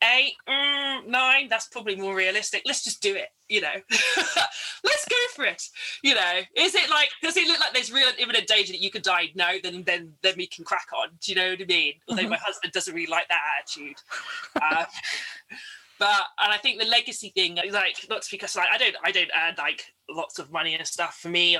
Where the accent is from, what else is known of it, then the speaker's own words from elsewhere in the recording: London, United Kingdom; So for a lot of the Caribbean people I grew up with in London, Margate was this kind of surrogate space